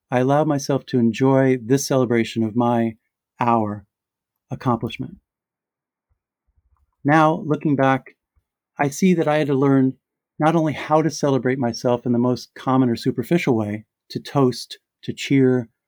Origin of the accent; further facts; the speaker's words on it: New York, United States; And then there was the New York event at my hometown library, the very library I used to walk to by myself during the quiet years after my sister died, my childhood sanctuary.